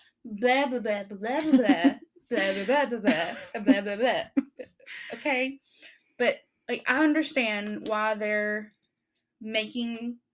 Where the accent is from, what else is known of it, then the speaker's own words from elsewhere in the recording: Coker Creek, Tennessee, United States; About my hometown, which is basically part of Tellico Plains.